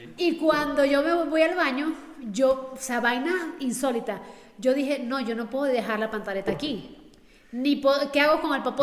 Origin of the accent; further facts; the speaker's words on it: Venezuela; somos de Venezuela